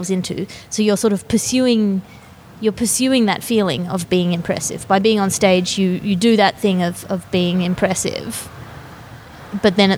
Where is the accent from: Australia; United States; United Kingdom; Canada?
Australia; accent: Australian; also born or lived in Cambridge; I have an Australian accent.